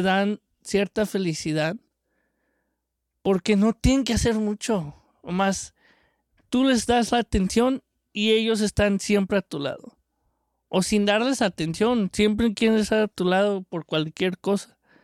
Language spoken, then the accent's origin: Spanish; Mexico; de chico yo tuve en México tuvimos varios perros de mis tíos